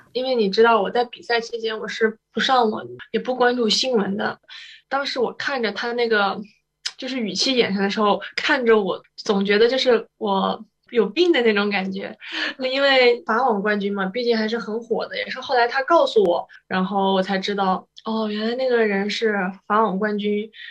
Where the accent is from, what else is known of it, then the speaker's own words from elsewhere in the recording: China; 原来就是我们中国人，我们亚洲人